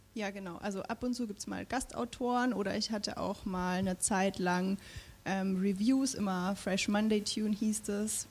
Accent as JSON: {"language": "German", "area": "Franconia", "region": "Bavaria", "country": "Germany", "tie": "born or raised there", "said": "ich bin ja auch im Frankenland groß geworden"}